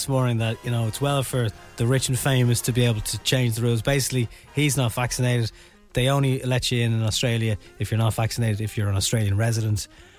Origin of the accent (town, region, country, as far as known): Ireland